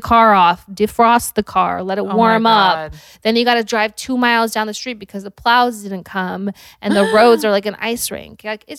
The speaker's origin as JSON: {"language": "English", "region": "Utah", "country": "United States", "moved": "yes", "said": "I'm from Utah."}